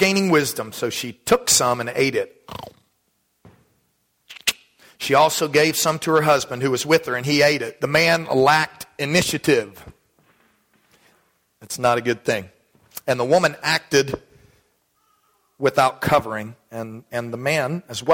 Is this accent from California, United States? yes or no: no; Dallas, Texas, United States; When I was a kid growing up in Texas